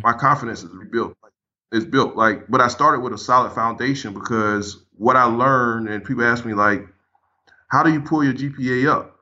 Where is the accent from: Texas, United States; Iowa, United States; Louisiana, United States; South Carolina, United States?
South Carolina, United States; Paxville; I grew up in South Carolina, little area called Packsville, South Carolina, home branch area, just outside of Manning.